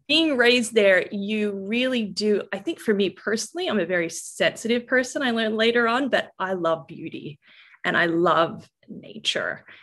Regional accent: Norfolk Island; when you are raised in a really remote setting, and that's I, I was born there

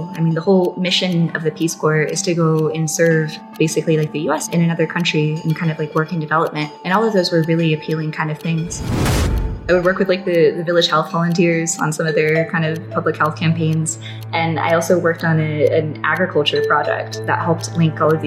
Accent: Albuquerque, New Mexico, United States; moved away as an adult; also born or lived in Cambodia; now in Vietnam; I'm originally from Albuquerque, New Mexico

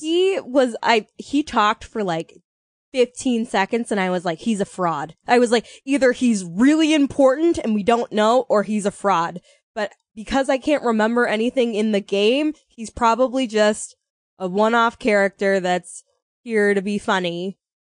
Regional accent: United States; we're American

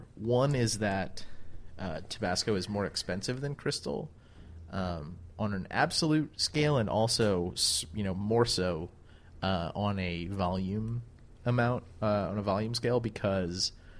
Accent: Louisiana, United States; I'm from Louisiana

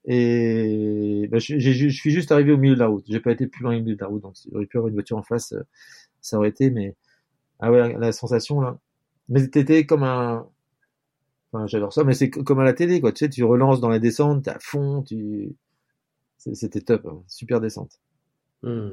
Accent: Brittany, France; Je suis breton

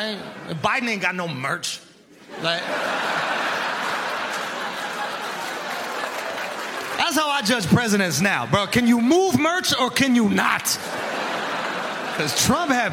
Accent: New York, United States; I'm from New York.

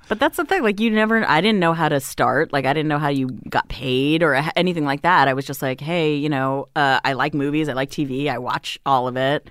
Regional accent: Hawaii, United States; moved away as an adult; also born or lived in Las Vegas, Nevada; now in Los Angeles, United States; Then my family moved to Hawaii 'cause my dad got another job.

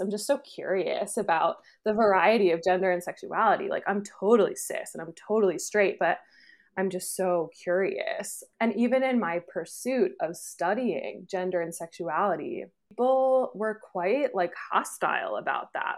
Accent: New York, United States; also born or lived in Pennsylvania / Chicago / Philadelphia; now in Texas, United States; I'm originally from New York State, but I've lived in Pennsylvania, Chicago, Philadelphia, and now I live in Texas

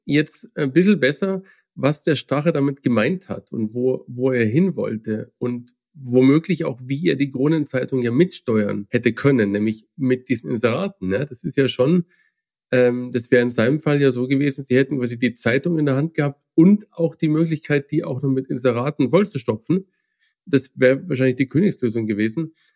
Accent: Germany; als Deutsche

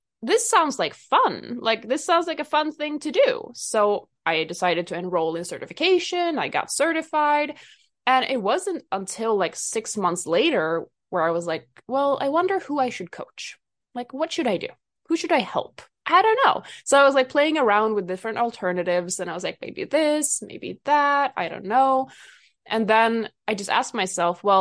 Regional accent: Sweden; I am from Sweden

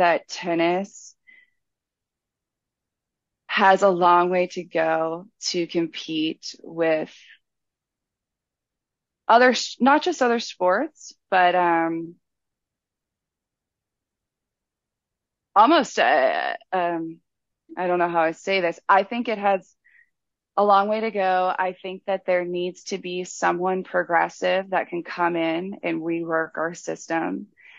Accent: Pittsburgh, Pennsylvania, United States; now in Charleston, United States; I grew up in Pittsburgh

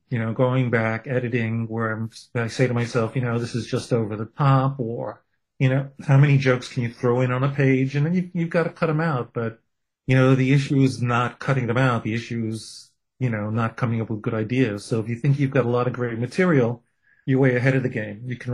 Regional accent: New York City, New York, United States; I'm a kid from Brooklyn with a Jewish heritage

